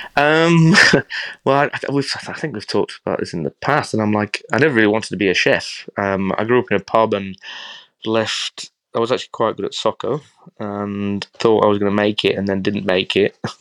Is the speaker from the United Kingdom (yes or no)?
yes; Yorkshire and the Humber, United Kingdom; now in Australia